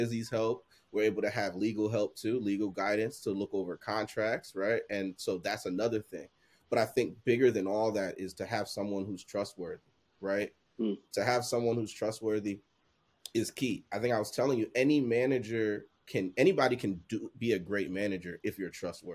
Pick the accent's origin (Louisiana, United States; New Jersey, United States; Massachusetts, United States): New Jersey, United States; also born or lived in Liberia; born in Liberia, coming to the States and growing up in Jersey